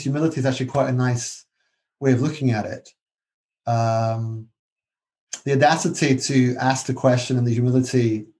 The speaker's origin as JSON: {"language": "English", "region": "Scotland", "country": "United Kingdom", "lives_now": "London, United Kingdom", "said": "I'm Scottish. And I actually support Scottish independence."}